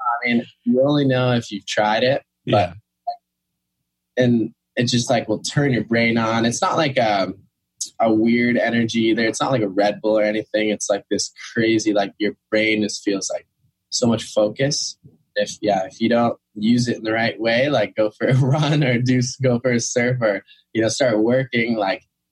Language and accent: English; Kauai, Hawaii, United States; moved away as an adult; also born or lived in New York City, United States / North Shore, Oahu, United States; I was raised on Kauai